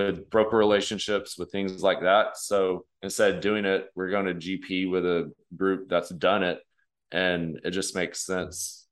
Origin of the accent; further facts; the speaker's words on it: West Texas, United States; I grew up in West Texas